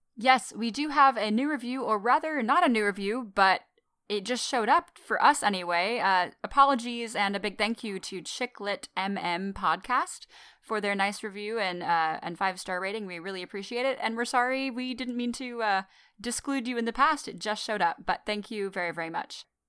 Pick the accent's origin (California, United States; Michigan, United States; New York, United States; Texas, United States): Texas, United States; moved away as an adult; I've lived in Texas my whole life until I moved here